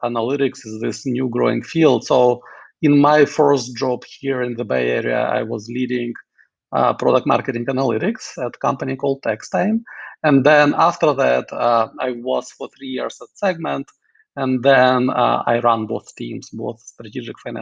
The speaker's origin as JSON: {"language": "English", "region": "Kyiv", "country": "Ukraine", "tie": "born or raised there", "also_born_or_lived": "Moscow, Russia / Hanover, New Hampshire, United States", "moved": "yes", "lives_now": "San Francisco, United States", "said": "I'm originally from Kyiv, Ukraine, born and raised there"}